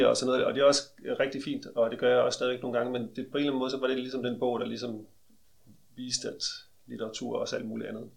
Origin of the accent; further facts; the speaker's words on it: Aarhus, Central Denmark Region, Denmark; Jeg kommer fra Aarhus